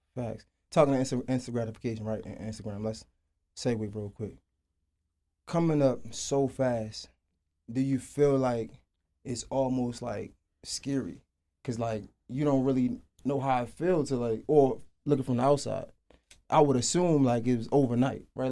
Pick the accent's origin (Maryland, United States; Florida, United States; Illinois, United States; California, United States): Maryland, United States; Baltimore; moved away; I'm from Baltimore. I moved down here